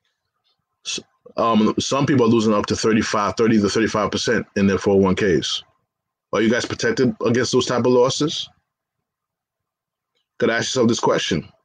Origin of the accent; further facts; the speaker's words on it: New York, United States; as a New Yorker